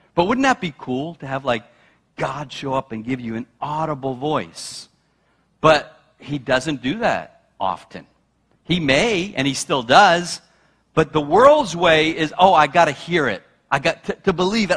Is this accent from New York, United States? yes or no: yes; New York, United States; now in New England, United States; I'm a New Yorker